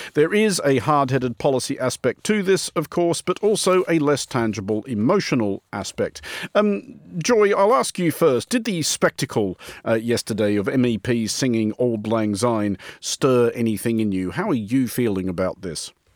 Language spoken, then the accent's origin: English; Australia; now in United Kingdom; I remain an Australian citizen. I live here entirely legally before anybody gets any ideas, but I'm, I'm not British